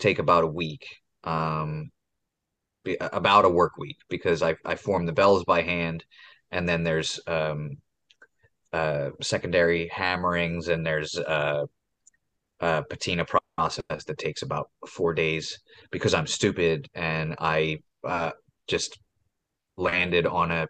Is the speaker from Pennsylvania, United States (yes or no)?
yes; Philadelphia, Pennsylvania, United States; I'm an idiot from Philadelphia.